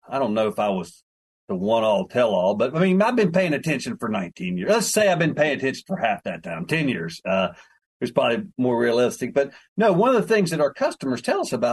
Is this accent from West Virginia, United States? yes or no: yes; West Virginia, United States; I'm from West Virginia